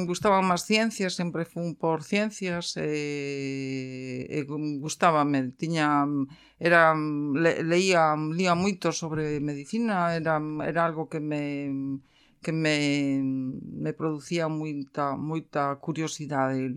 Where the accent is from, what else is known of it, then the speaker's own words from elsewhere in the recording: Vigo, Galicia, Spain; also born or lived in Coia, Vigo / Alcabre, Vigo; eu nacín en, en Vigo, eh, vivín ata os seis anos en, en Colla, e eh, posteriormente trasladámonos a Alcabre. Eh, meu pai era de Alcabre e a miña nai con meus avós vivían en, en Colla.